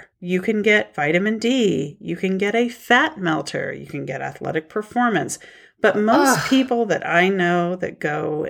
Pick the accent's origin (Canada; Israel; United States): United States; Montana; I grew up in Montana.